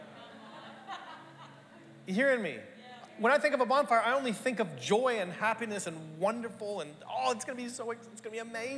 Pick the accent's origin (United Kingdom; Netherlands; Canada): Canada; now in Australia; Growing up in Canada